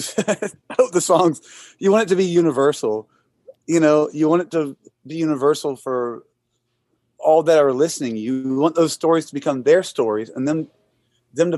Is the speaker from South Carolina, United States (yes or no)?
yes; Irmo, South Carolina, United States; I'm from Irmo. They're like rival football schools, like just down the street from one another